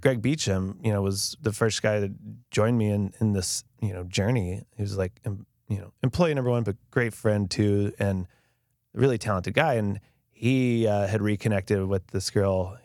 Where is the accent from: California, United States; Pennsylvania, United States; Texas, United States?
Texas, United States; Grapevine; I grew up in Grapevine